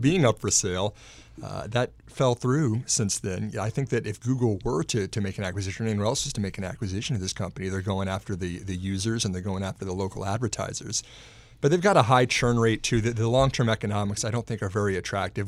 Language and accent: English; Texas, United States; moved away; back in my home state of Texas